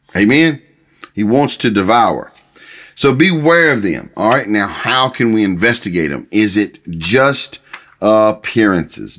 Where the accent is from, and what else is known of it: United States